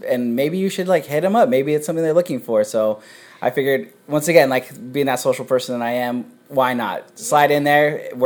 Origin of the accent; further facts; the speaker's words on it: San Pedro, California, United States; I was born and raised in San Pedro